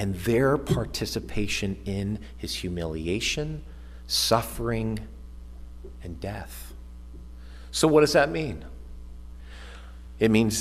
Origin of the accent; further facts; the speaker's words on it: United States; we, as American Christians